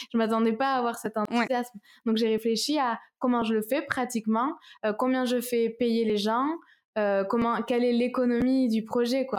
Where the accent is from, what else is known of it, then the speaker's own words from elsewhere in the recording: Toulouse, Occitania, France; Je suis de Toulouse.